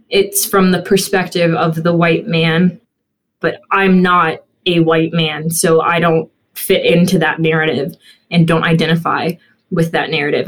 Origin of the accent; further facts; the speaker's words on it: Bexley, Ohio, United States; growing up in Bexley